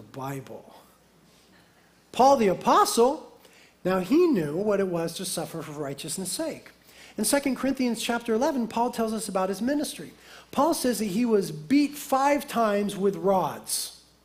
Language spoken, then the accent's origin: English; United States; as American Christians